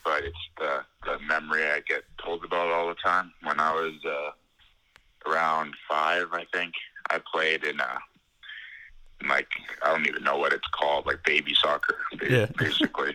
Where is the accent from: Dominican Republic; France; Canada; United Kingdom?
Canada; Ottawa, Ontario; I'm from Ottawa, Ontario in Canada